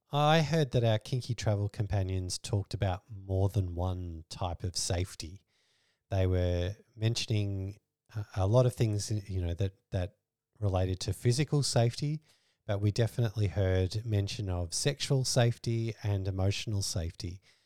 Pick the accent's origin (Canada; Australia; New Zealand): Australia; We're Australian